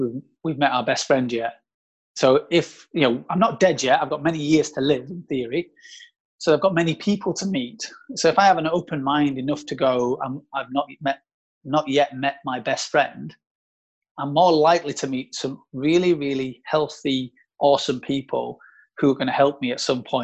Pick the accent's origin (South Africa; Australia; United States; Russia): South Africa; moved away; we're both from South Africa. Like, pretty much all my family are from South Africa